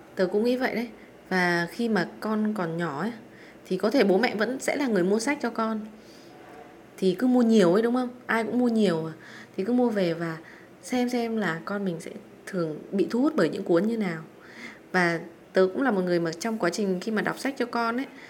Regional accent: Vietnam; mình là người Việt Nam

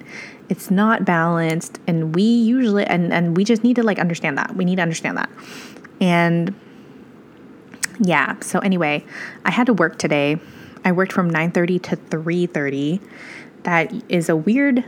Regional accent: Midwest, United States; I'm from the Midwest

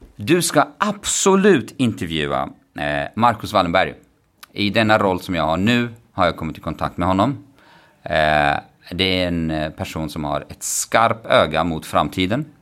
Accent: Kurdistan Region, Iraq; Swedish is a second language; moved away as an adult; now in Stockholm, Sweden; Jag växte upp i, norra, i Kurdistan, norra delen av Irak

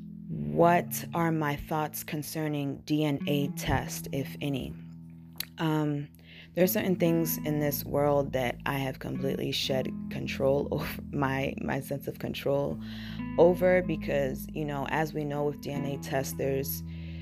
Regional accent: United States; first language English; also born or lived in Burkina Faso; I came to the United States when I was very young

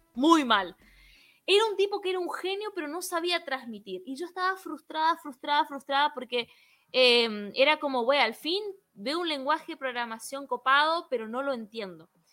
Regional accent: Misiones, Argentina; soy de la provincia de Misiones, Argentina, como dije hace un ratito, una provincia muy peculiar, em, con mucha mezcla cultural y por eso mi tonada es así.

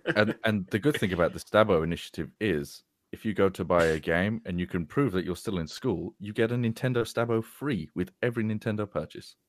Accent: England, United Kingdom; as a young man growing up in England

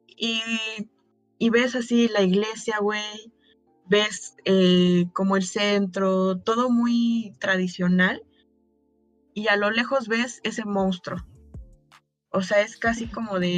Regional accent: Mexico; como mexicana

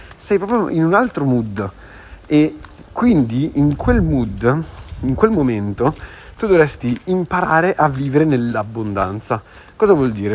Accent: Sardinia, Italy; moved away; sono sardo

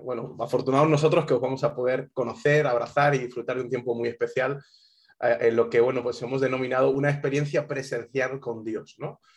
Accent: Spain; moved away as an adult; also born or lived in Alabama; yo soy español, español

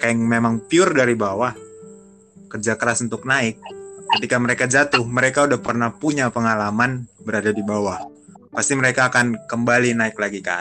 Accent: Medan, North Sumatra, Indonesia; now in Jakarta, Indonesia; karena gue datang dari Medan dari kampung datang ke Jakarta merantau

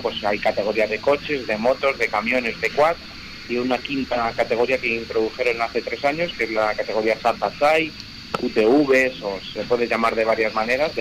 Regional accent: Madrid, Community of Madrid, Spain; somos tres pilotos de Madrid

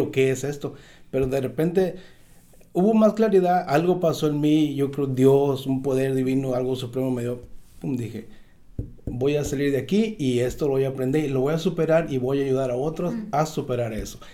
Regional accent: Tecuala, Nayarit, Mexico; now in Southern California, United States; soy de una ciudad, se llama Tecual, Nayarit, México

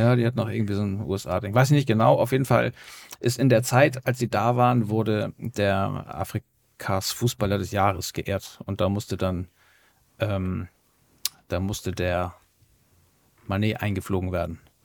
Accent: Hamburg, Germany; als waschechter Hamburger

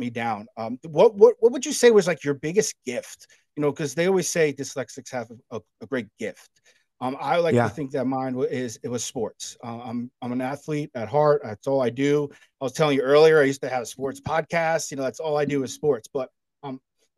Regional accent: New Jersey, United States; moved away as an adult; now in Charleston, United States; I grew up in New Jersey my whole life, and then I moved down here in 2016 to Charleston, South Carolina.

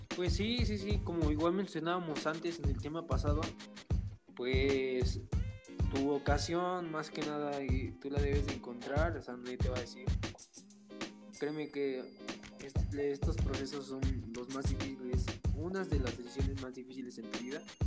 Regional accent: Mexico; la mentalidad que tenemos como mexicanos

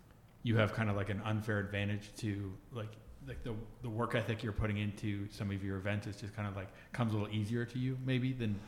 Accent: Orange County, California, United States; So I grew up in Orange County, California, and it's a very, it's dense. It's not quite New York City, but as far as population goes, it's pretty dense, and there's just like lots of people.

